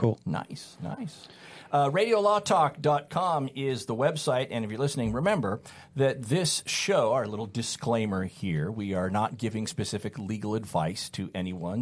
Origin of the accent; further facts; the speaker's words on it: California, United States; also born or lived in Utah / Sullivan County, Tennessee; I was born and raised in California